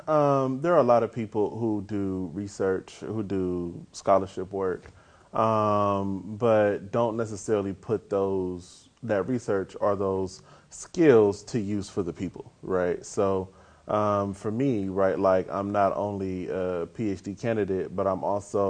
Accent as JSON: {"language": "English", "town": "Inglewood", "region": "California", "country": "United States", "tie": "born or raised there", "also_born_or_lived": "Tennessee / Texas", "said": "In Inglewood and other parts of Southern California"}